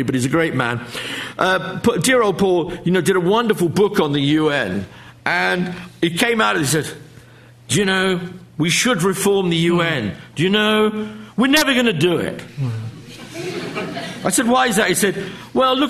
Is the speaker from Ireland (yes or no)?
no; United Kingdom; I'm a Brit.